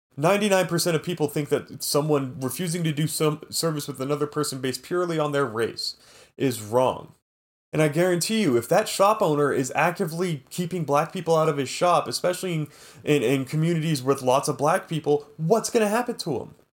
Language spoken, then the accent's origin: English; California, United States; I'm Californian American